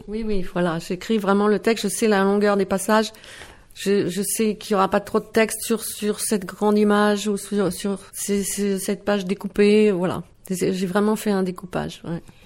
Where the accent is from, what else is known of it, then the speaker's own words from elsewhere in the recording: Bièvres, Île-de-France, France; first language Dutch; moved away as an adult; now in Netherlands; mes parents sont néerlandais, mais j'ai grandi euh, en France, près de Paris, à Bièvre